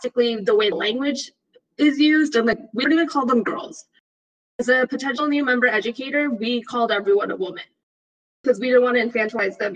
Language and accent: English; Texas, United States; also born or lived in Midwest; I'm from Texas